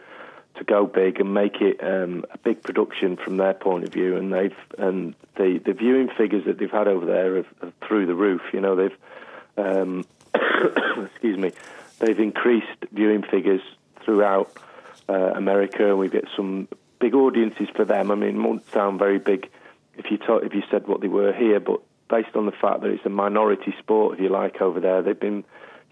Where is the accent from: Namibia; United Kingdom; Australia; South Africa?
United Kingdom; England; we're all English on this side of the pond